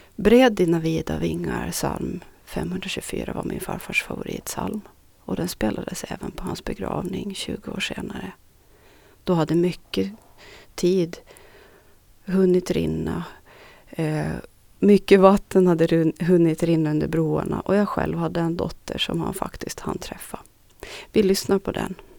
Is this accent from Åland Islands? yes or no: yes; Strömma, Sund, Åland, Åland Islands; also born or lived in Nykarleby; det 40-talshus som jag idag räknar som mitt barndomshem, Östergårds i Strömborsta i Norra Sund